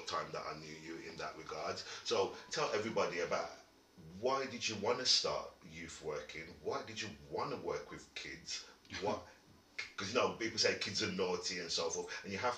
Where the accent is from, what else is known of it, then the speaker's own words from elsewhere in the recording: Wolverhampton, West Midlands, United Kingdom; I was a young lad growing up in Wolverhampton